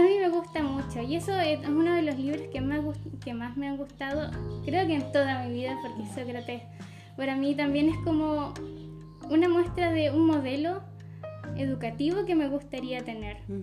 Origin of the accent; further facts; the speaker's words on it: Maule, Chile; yo soy del Maule